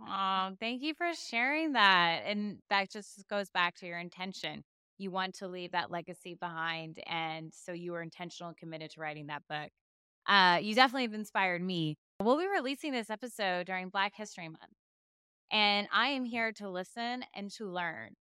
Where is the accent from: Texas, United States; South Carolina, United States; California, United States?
Texas, United States; San Antonio; my hometown of San Antonio